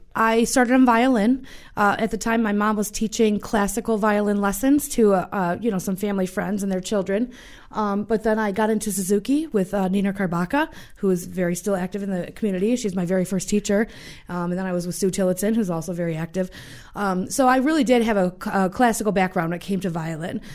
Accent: Jamestown, New York, United States; I'm from Jamestown.

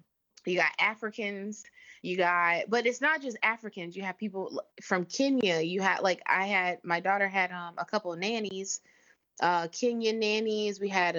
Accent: United States; moved away as an adult; I'm American. Like I'm not a black American. I'm American.

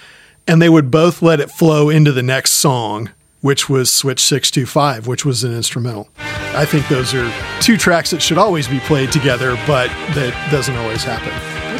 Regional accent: Houston, Texas, United States; growing up in Houston, listening to an album rock station

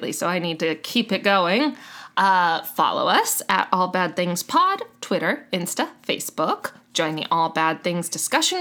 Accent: Miami, Florida, United States; now in North Carolina, United States; I'm from Miami originally

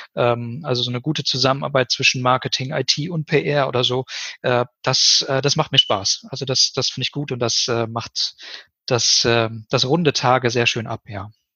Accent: Ennepe-Ruhr region, North Rhine-Westphalia, Germany; moved away as an adult; also born or lived in Siegen; Habe so meine Heimat ganz gut kennengelernt

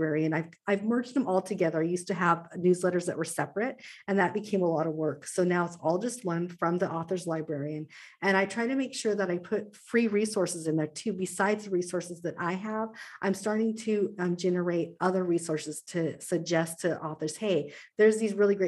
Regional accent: Pacific Northwest, United States; also born or lived in Southern Arizona; Pacific Northwest gal through and through. I wasn't born here. I was born in Southern Arizona. My parents moved here when I was 18 months and I haven't left.

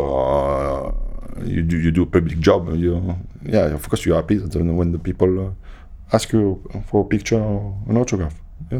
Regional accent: France; And I came from France. I played for France, but nobody knew me when I arrived, you know.

